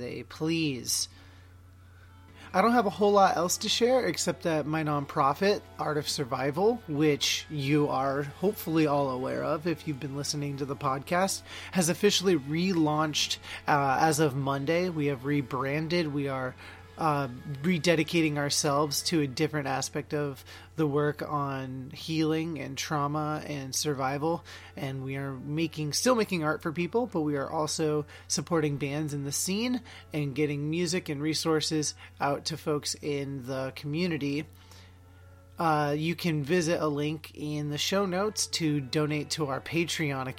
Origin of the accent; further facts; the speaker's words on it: Oregon, United States; my home state of Oregon